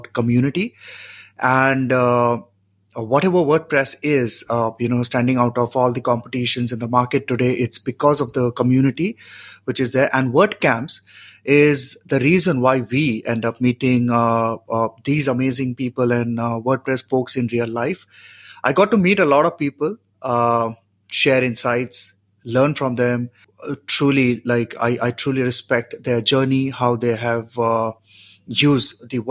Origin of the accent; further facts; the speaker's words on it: India; I'm from India.